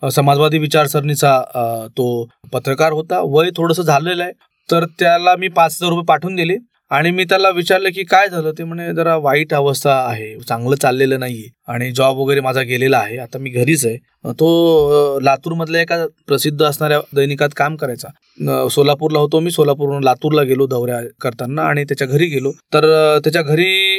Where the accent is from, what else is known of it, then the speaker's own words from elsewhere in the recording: Sandas, Maharashtra, India; also born or lived in Nanded; मी ज्या मामाच्या गावून लहानाचा मोठा झालो